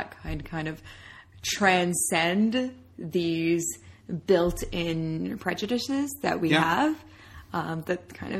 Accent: Canada; I'm Canadian

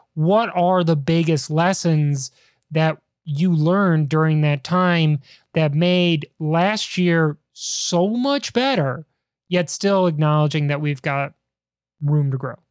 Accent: Chicago, Illinois, United States; growing up in Chicago, huge Cubs fan

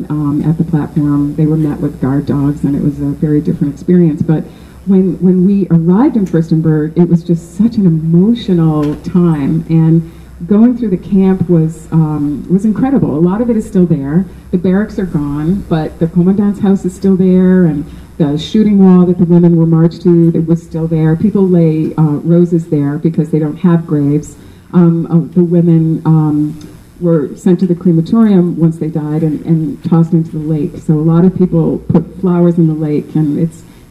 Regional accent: Massachusetts, United States; now in Atlanta, United States; I'm from Massachusetts

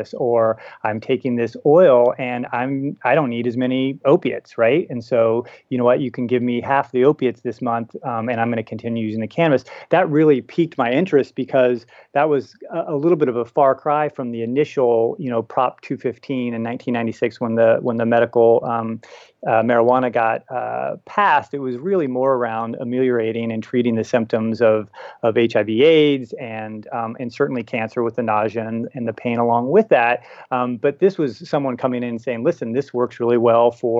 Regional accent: United States; also born or lived in California / Arizona; growing up in America

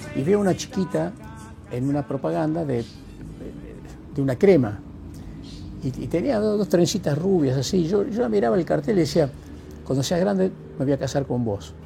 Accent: a village near Lules, Tucumán, Argentina; moved away as an adult; also born or lived in United States; yo nací en un pueblo vecino a Lules

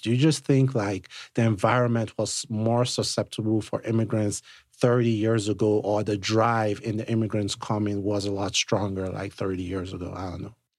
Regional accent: Nigeria; now in United States; I'm Nigerian, right? So I'm an immigrant myself

